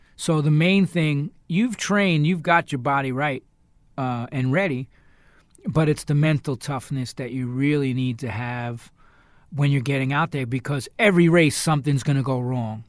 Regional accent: New York, United States; I'm from New York

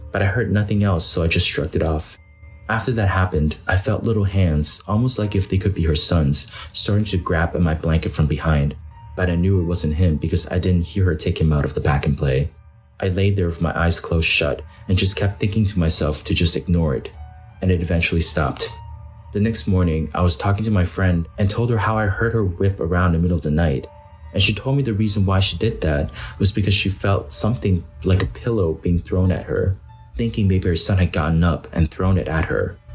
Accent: Pennsylvania, United States; I'm from Pennsylvania, and she is from New Jersey.

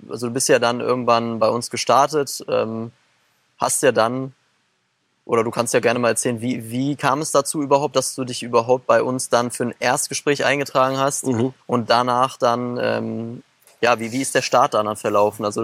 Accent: Germany; wir sind ja schon mhm sagen wir auch äh, als Deutsche sehr privilegiert

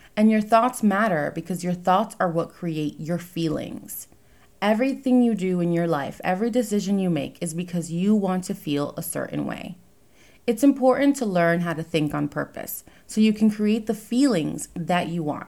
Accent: New York, United States; now in New Jersey, United States; I currently live in New Jersey. I was born in New York

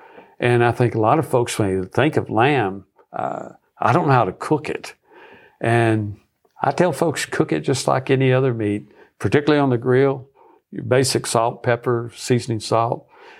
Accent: Nebraska, United States; we moved back here where I was from Nebraska, where I was on staff at the University of Nebraska.

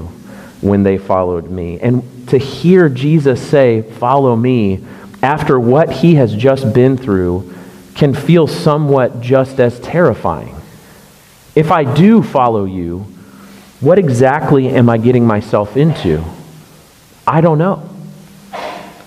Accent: Orlando, Florida, United States; moved away; I grew up in Orlando going to Disney World all the time

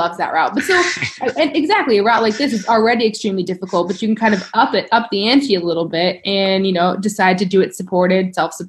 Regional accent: Colorado, United States; The one that comes to mind from my home state in Colorado is this FKT called the Nolan's 14.

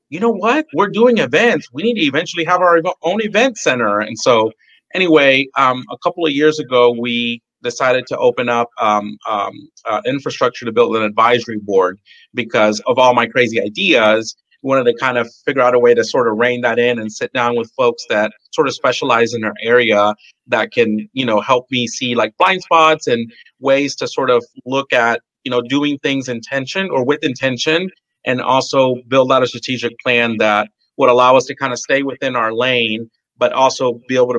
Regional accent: La Porte, Texas, United States; now in Deer Park, United States; I am from the Bay Area, Houston area. I grew up in La Porte and I live in Deer Park

